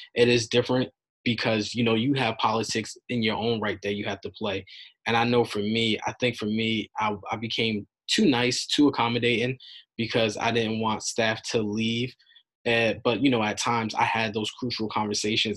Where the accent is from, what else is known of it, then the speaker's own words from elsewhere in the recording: New York, United States; I'm from New York